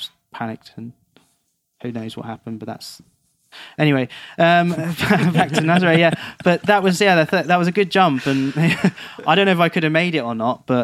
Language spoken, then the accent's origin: English; England, United Kingdom; I'm from England